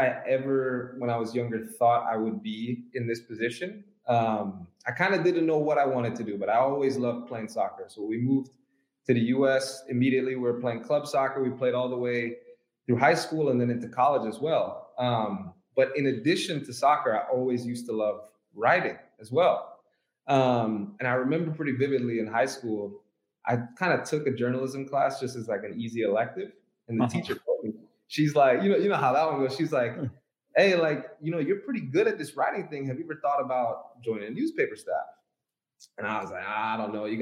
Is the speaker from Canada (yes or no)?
no; Kingston, Jamaica; I was born in Kingston, Jamaica